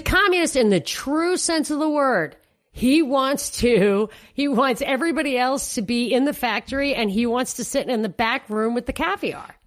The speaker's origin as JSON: {"language": "English", "region": "New York", "country": "United States", "tie": "born or raised there", "moved": "yes", "said": "my hometown of New York"}